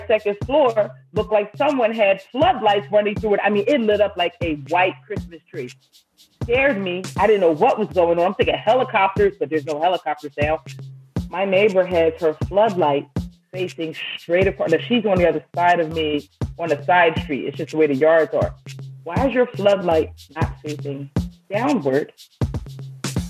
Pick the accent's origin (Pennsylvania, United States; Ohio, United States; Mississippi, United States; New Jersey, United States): Pennsylvania, United States; Philadelphia; moved away; I was from Philadelphia